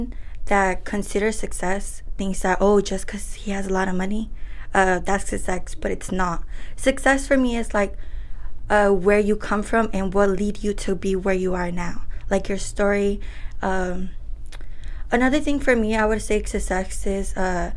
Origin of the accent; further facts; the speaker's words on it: Oakland, California, United States; also born or lived in Michoacán, Mexico; I was raised here in Oakland, but I was born in Michoacan